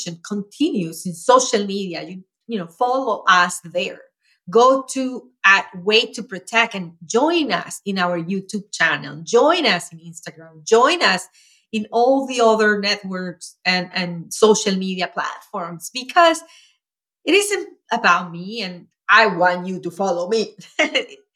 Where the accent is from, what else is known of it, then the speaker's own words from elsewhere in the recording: Venezuela; moved away as an adult; now in United States; I grew up in Venezuela, as you know, and when I was 11, my mom and I were evicted, and I grew up in a shack